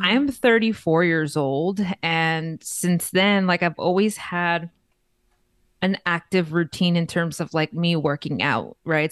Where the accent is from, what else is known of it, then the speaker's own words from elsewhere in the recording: Los Angeles, California, United States; now in Las Vegas, United States; I am originally born and raised in East L A, Los Angeles, California